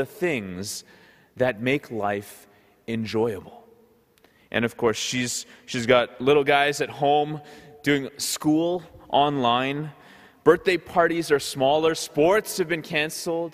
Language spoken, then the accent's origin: English; Ottawa, Ontario, Canada; also born or lived in Goa, India (ancestry); So growing up in Ottawa, we would often be going to these Goan parties